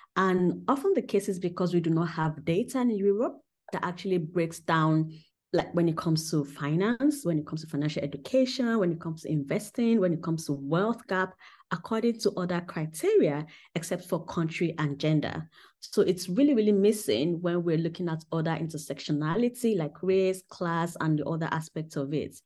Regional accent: Southwest Nigeria, Nigeria; moved away as an adult; also born or lived in United Kingdom; now in Germany; when I was growing up in Nigeria

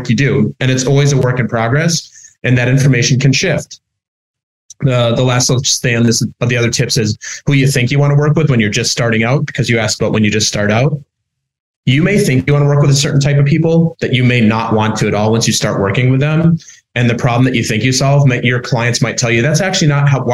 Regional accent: Minnesota, United States; moved away as an adult; now in New York, United States; I'm originally from Minnesota

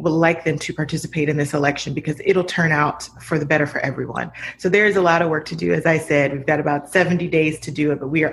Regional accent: Akron, Ohio, United States; in my hometown of Akron, Ohio

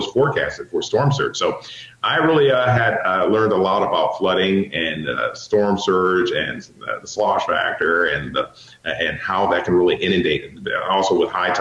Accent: Michigan, United States; moved away; also born or lived in Indiana / Indianapolis / Fort Wayne, Indiana / Baltimore; I'm originally from Michigan, so I'm a Midwesterner

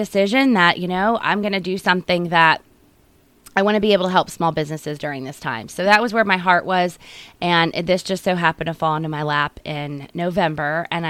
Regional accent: Pennsylvania, United States; now in Elizabethtown, United States; I lived in Berks County for all my life. I was born and raised in Berks County, and I have three children

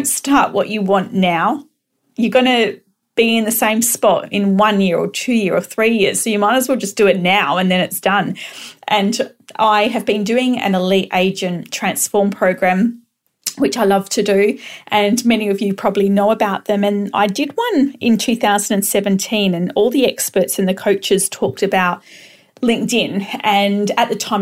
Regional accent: Perth, Western Australia, Australia; I am from Perth, Western Australia.

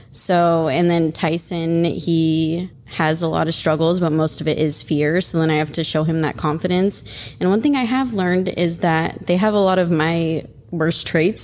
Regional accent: Oregon, United States; now in Florida, United States; I'm from Oregon, but I live in Florida

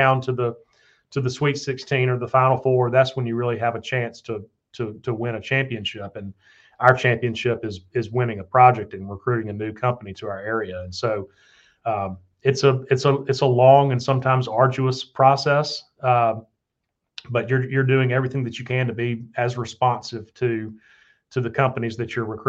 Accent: Tuscaloosa, Alabama, United States; moved away as an adult; my hometown

